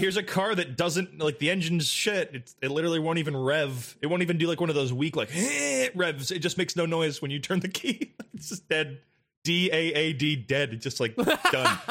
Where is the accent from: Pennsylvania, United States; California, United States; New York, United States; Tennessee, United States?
California, United States; Santa Barbara; now in Los Angeles, United States; my hometown of Santa Barbara